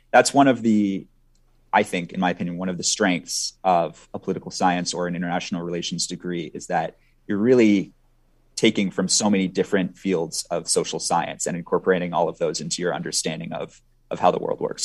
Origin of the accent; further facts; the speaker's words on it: Minnesota, United States; also born or lived in Sweden; I grew up in Minnesota